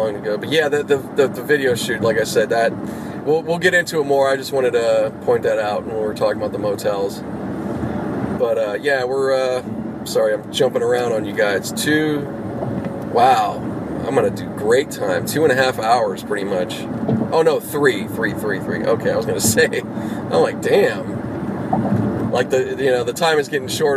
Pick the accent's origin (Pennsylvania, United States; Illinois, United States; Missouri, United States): Pennsylvania, United States; Pittsburgh; now in California, United States; growing up in Pittsburgh